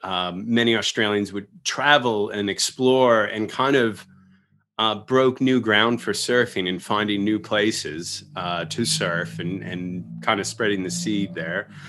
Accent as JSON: {"language": "English", "area": "Long Island", "region": "New York", "country": "United States", "tie": "born or raised there", "said": "growing up pretty isolated in suburbia and Long Island"}